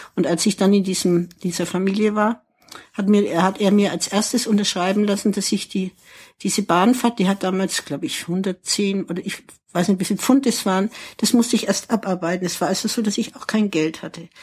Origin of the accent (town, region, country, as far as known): Ansbach, Bavaria, Germany; born or raised there; moved away as an adult; also born or lived in England / Lausanne / Paris